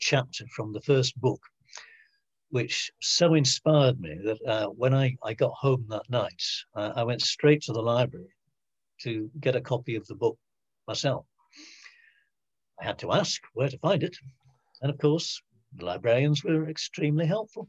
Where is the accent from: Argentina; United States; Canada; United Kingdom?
United Kingdom; Manchester, North West England; now in Lancashire, United Kingdom; I was born in Manchester